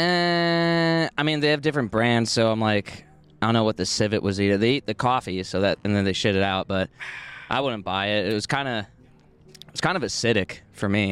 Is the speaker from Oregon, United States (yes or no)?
yes; Oregon, United States; now in Austin, United States; I'm from Oregon